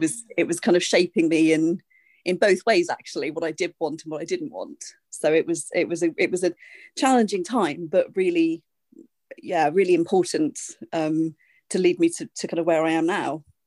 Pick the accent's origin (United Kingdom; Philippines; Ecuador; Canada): United Kingdom; I'm a British singer, songwriter, artistic director